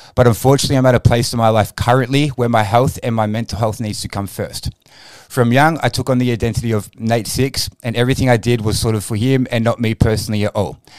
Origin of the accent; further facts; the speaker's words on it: Frankston, Victoria, Australia; I grew up in the Southeast. I'm a Frankston boy